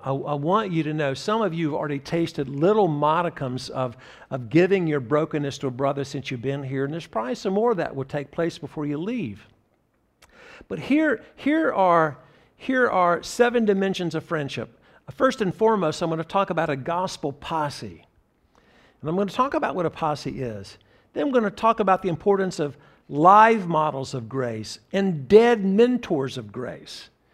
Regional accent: Graham, North Carolina, United States; Part of my heritage was growing up in Graham, North Carolina, a very small town between Greensboro, North Carolina, and Chapel Hill

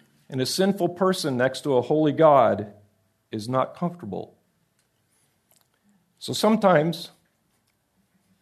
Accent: United States; I'm an American.

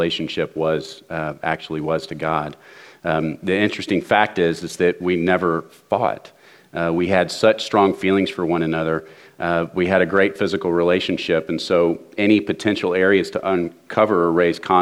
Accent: Dallas, Texas, United States; I grew up in Dallas

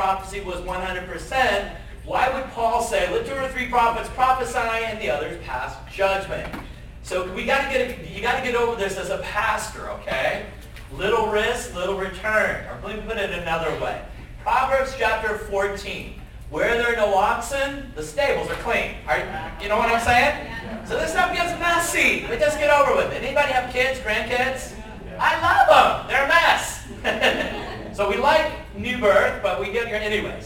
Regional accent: Southern California, United States; now in Montana, United States; I was born and raised in Southern California

